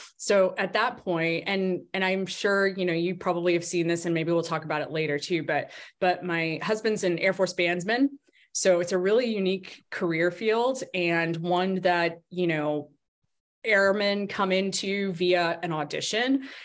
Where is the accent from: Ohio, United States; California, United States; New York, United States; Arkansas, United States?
Arkansas, United States; moved away as an adult; also born or lived in Washington, D.C. / Colorado Springs, Colorado; Arkansas, which was my home, which is my home state, not was, but is my home state. It's where I grew up, went to school